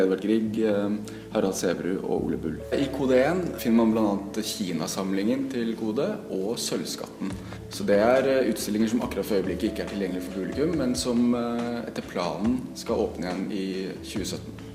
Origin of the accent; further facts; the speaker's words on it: Eastern Norway, Norway; now in Bergen, Norway; jeg er jo fra Østlandet